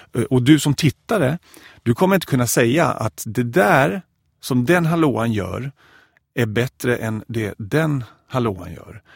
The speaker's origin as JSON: {"language": "Swedish", "town": "Växjö", "region": "Kronoberg County", "country": "Sweden", "moved": "as an adult", "said": "min eh, kyrkoförsamling hemma i Växjö"}